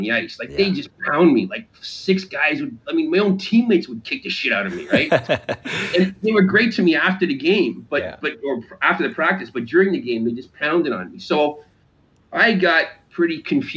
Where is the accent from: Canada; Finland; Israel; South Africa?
Canada; Toronto, Ontario; growing up in Canada and being in a major city and close to where that the team played